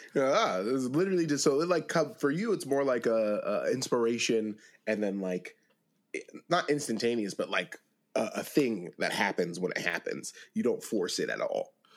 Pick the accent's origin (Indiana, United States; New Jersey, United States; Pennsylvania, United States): Pennsylvania, United States; I'm from Pennsylvania.